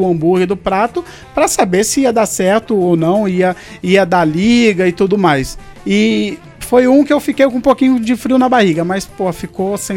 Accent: Penedo, Brazil; Penedo é um lugar assim que eu amo, fui criado em Penedo, vou continuar morando em Penedo

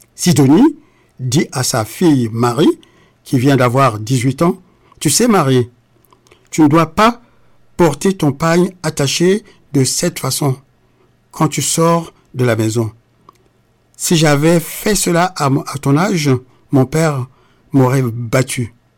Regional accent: Republic of the Congo; now in France; le Congo-Brazzaville, mon pays natal

